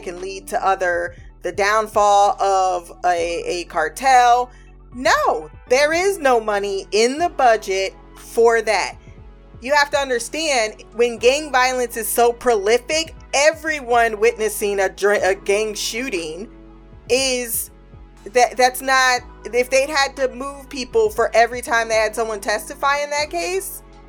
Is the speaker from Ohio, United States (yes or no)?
yes; Ohio, United States; it's my experience as well, growing up in Midwest Ohio, in the Midwest region